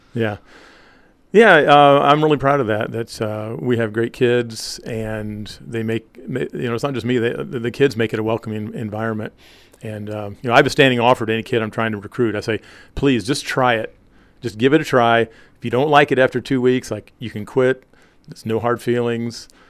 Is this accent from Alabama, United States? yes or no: no; Maples, Indiana, United States; also born or lived in Hoagland / Monroeville; Maples is actually where I grew up until, I guess, my sophomore year in high school